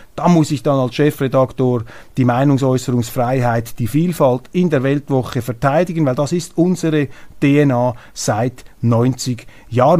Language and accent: German; Switzerland; als Schweizer